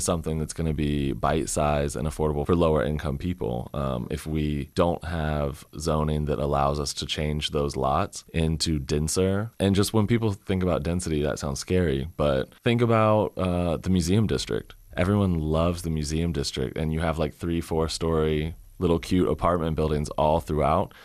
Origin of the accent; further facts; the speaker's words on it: Richmond, Virginia, United States; moved away as an adult; also born or lived in Germany; I moved back to my hometown of Richmond in December after living in Germany for a year and a half